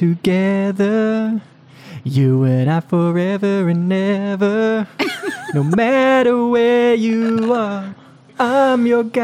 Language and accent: English; Australia; moved away as an adult; I left Australia when I was 21.